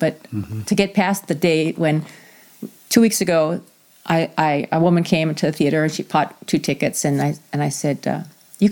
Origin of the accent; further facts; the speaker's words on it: New England, United States; now in South Whidbey, United States; I grew up in New England where there is somewhat of a caste system.